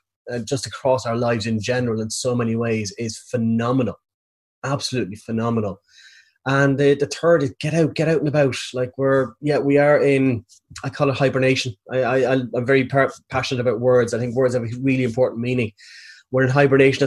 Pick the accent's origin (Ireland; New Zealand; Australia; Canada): Ireland; Navan, Leinster; I'm from Navan, so it's in County Meath, 50 kilometres northwest of Dublin